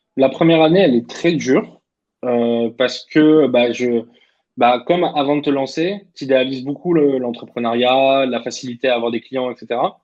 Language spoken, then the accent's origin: French; Clermont-Ferrand, Auvergne-Rhône-Alpes, France; also born or lived in Vichy; Donc, moi, je viens de Clermont-Ferrand